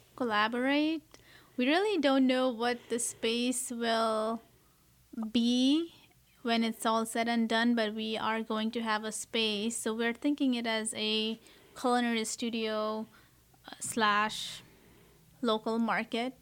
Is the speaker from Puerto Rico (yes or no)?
no; Kathmandu, Bagmati, Nepal; now in United States; I, uh, was born and raised in Kathmandu, Nepal